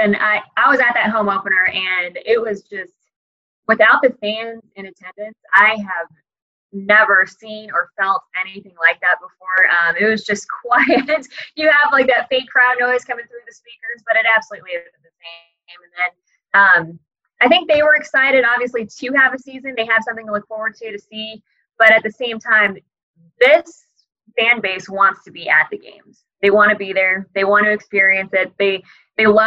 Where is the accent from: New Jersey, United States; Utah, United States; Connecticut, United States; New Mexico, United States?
New Mexico, United States; Albuquerque; also born or lived in Reno, Nevada; now in Fresno, United States; my hometown of Albuquerque